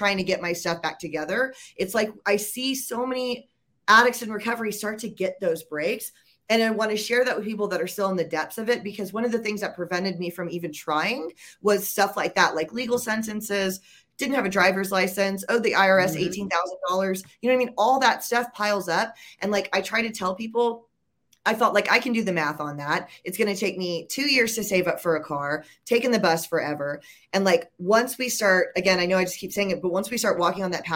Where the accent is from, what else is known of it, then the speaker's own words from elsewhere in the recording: Georgia, United States; moved away; I'm actually from Georgia originally